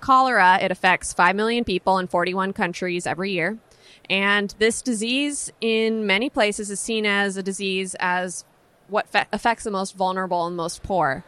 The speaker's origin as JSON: {"language": "English", "town": "San Francisco", "region": "California", "country": "United States", "tie": "born or raised there", "said": "Growing up in San Francisco"}